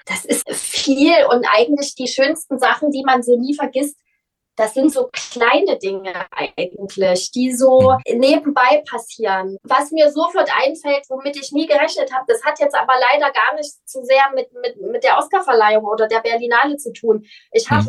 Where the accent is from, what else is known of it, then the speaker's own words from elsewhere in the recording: Leipzig, Saxony, Germany; accent: Saxon; also born or lived in Cologne; Leipzig ist meine Heimatstadt. Ich bin hier geboren.